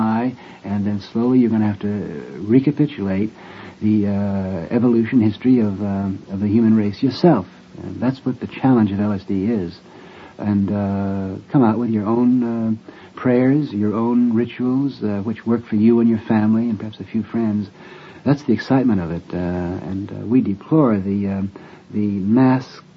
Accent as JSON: {"language": "English", "country": "United States", "said": "I'm simply an American of Irish descent"}